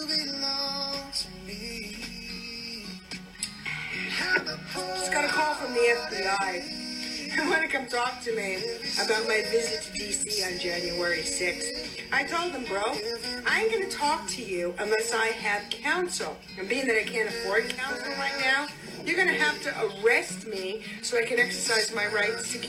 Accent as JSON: {"language": "English", "country": "United States", "said": "I'm an American."}